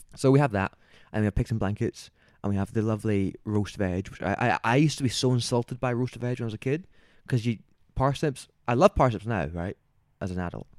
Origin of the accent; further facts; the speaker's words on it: Glasgow, Scotland, United Kingdom; I'm from Glasgow